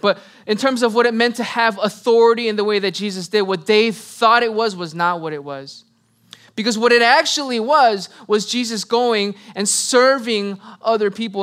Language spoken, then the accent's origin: English; United States; I am Korean American